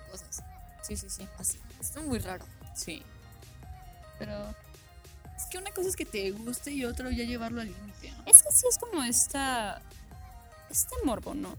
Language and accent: Spanish; Mexico